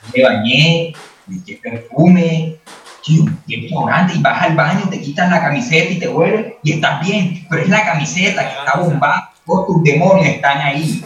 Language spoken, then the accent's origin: Spanish; Colombian Caribbean coast, Colombia